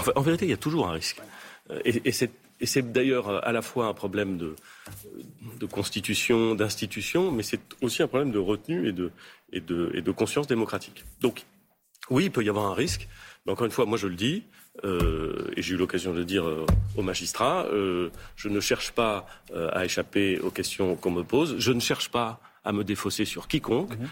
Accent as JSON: {"language": "French", "region": "Normandy", "country": "France", "tie": "born or raised there", "said": "quand j'étais petit, et même maintenant, il se trouve que je suis normand"}